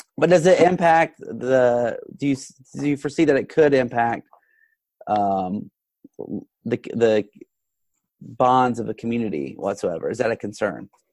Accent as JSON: {"language": "English", "country": "United States", "said": "as an American"}